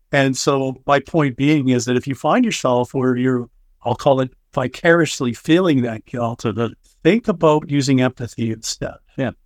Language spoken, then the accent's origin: English; Canada; I'm Canadian